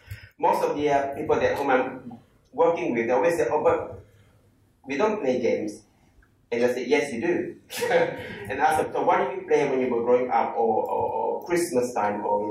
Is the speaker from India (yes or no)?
no; Malaysia; I'm from Malaysia